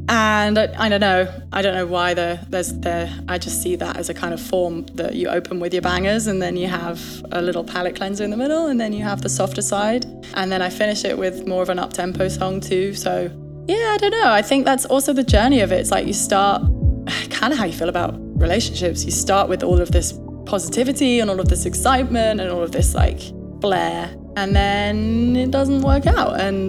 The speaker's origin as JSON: {"language": "English", "region": "England", "country": "United Kingdom", "said": "I have to say chances because I'm English"}